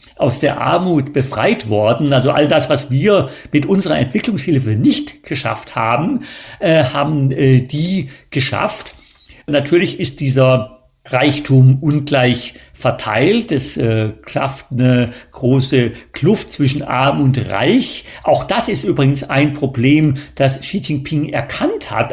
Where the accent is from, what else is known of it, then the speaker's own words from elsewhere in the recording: Germany; moved away; also born or lived in China; wir als äh, Deutsche